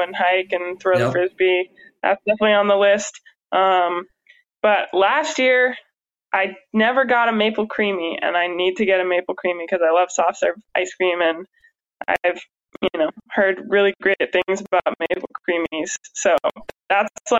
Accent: Pacific Northwest, United States; moved away; also born or lived in Midwest; I grew up in the Pacific Northwest

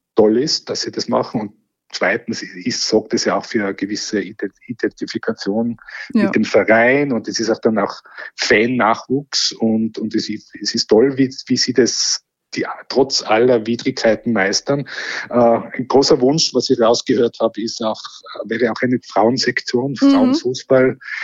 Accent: Innsbruck, Tyrol, Austria; als Innsbrucker

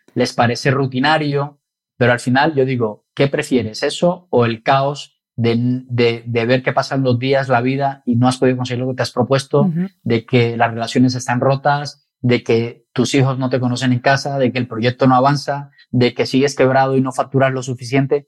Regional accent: Colombia; now in Spain; soy de Colombia

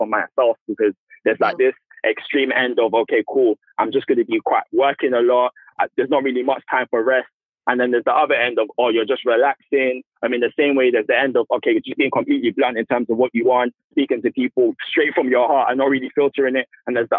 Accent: United Kingdom; born there; because I'm British born, but parents are Nigerian.

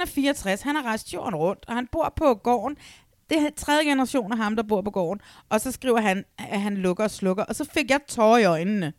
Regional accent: Næstved, Zealand, Denmark; moved away; det er nede i Næstved, hvor jeg kommer fra

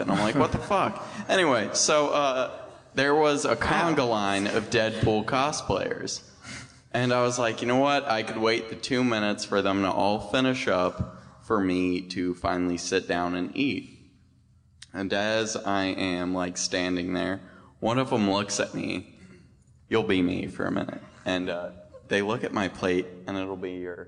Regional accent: China Lake, California, United States; I'm from China Lake, California

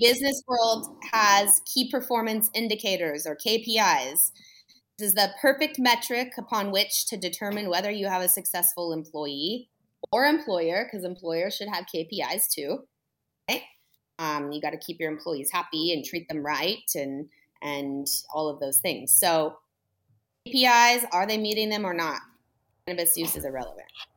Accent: California, United States; I'm a Californian

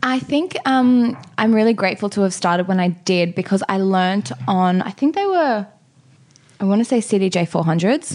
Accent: Sydney, New South Wales, Australia; I grew up in Maroubra on Maroubra Beach in the same place that my parents still live in now.

